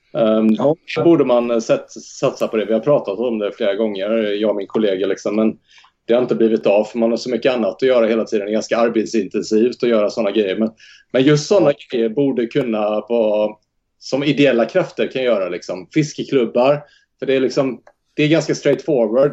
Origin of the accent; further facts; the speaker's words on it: Jönköping, Jönköping County, Sweden; now in Rockneby, Sweden; Vi har odlat tomater och gurka och sånt hemma i Jönköping